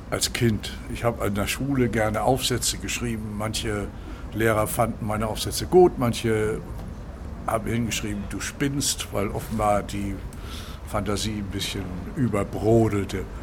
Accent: Kiel, Schleswig-Holstein, Germany; ich bin Kieler, wie du eben gesagt hast, durch, durch und durch, aber ich liebe auch andere Meere und ich bin genauso an der Nordsee zu Hause.

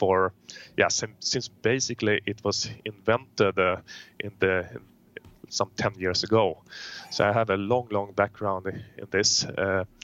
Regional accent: Sweden; I'm born and raised in Sweden, where I still live.

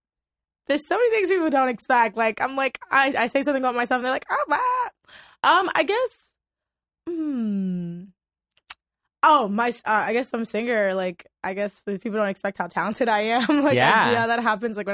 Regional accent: Port-au-Prince, Haiti; also born or lived in Miami, Florida, United States; now in Los Angeles, United States; I grew up in two places. I grew up in Miami, Florida, and I grew up in my native country, Haiti, in the capital, Port-au-Prince, Haiti

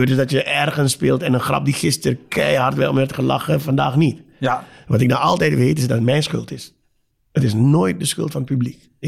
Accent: Suriname; Nogmaals, ik kom uit Suriname.

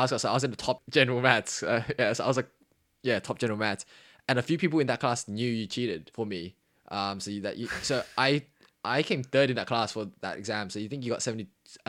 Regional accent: New South Wales, Australia; I was very proud to say I was from Western Sydney, actually. I was happy to rep it

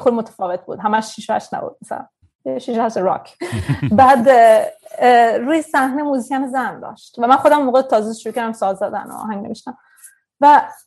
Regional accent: Sweden; also born or lived in Tehran, Iran / India; تو سوئد بزرگ شدم

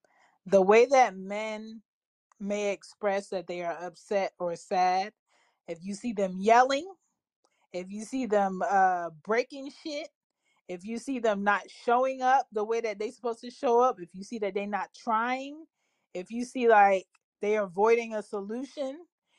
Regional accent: Florida, United States; And let me say this. I'm from Florida.

